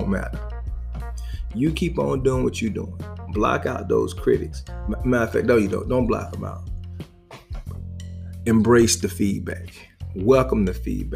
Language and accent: English; the South, United States; I'm a boy from the South